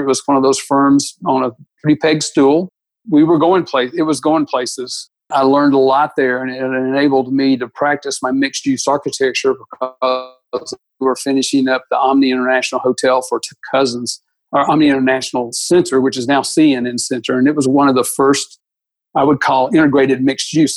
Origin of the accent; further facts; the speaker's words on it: Atlanta, Georgia, United States; I was born and raised in Atlanta when uh, in 1953, born in 1953, spent all of my childhood, youth, and even college in Atlanta, Georgia.